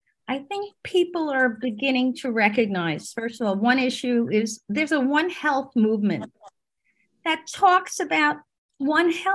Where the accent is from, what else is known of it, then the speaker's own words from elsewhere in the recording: New York City, New York, United States; moved away as an adult; now in New Jersey, United States; I grew up in Brooklyn